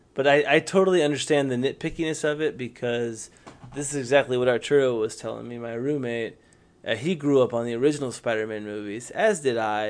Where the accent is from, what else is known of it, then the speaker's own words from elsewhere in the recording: the South, United States; accent: Southern; I have a Southern accent. I'm from the South.